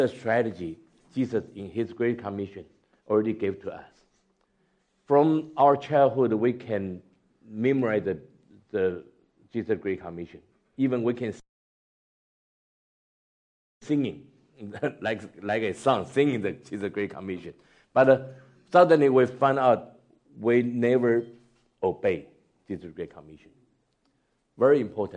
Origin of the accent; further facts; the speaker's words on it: Taiwan; moved away as an adult; also born or lived in United States / China / Singapore; I was born in Taiwan, grew up from Taiwan, and then passed the Chinese church in the States